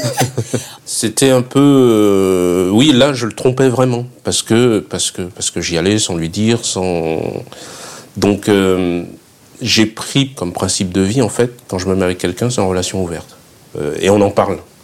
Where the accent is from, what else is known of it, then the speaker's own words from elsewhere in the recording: Fréjus, Provence-Alpes-Côte d'Azur, France; also born or lived in Saint-Raphaël; now in Paris, France; la Côte d'Azur, je viens de Fréjus. Je suis né à Saint-Raphaël, j'ai vécu à Fréjus.